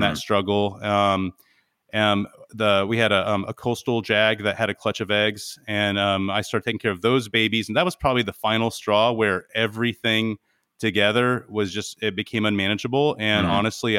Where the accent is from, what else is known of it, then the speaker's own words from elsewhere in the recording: California, United States; So I'm originally from California and grew up in the Mojave Desert.